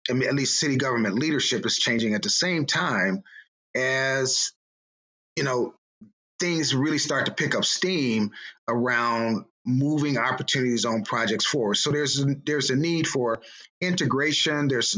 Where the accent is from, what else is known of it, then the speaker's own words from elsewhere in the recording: Chicago, Illinois, United States; I grew up in the Austin community much of my childhood.